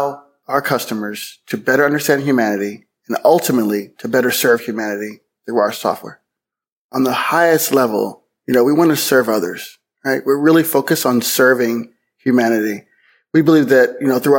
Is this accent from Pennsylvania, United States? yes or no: yes; Pennsylvania, United States; moved away; I'm from Pennsylvania originally. We're very kind of Pennsylvania Quaker